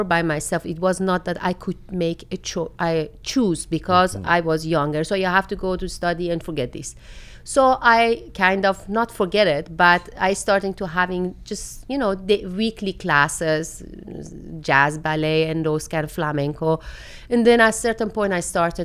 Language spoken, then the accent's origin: English; Shiraz, Fars, Iran; English is a second language; now in Netherlands; I immigrated from Iran on a younger age.